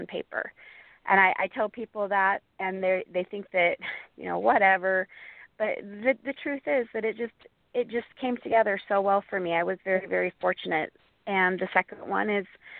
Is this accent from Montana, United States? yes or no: yes; Montana, United States; my home state of Montana